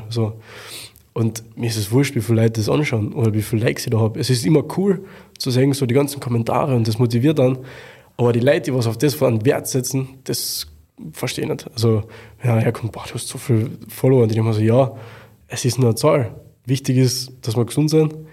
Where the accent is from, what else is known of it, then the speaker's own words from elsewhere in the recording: Klagenfurt, Carinthia, Austria; Also in meiner Heimatstadt habe ich im Wörthersee Stadion in im Wahrzeichen für, also eines der Wahrzeichen für Klagenfurt eine Show fahren dürfen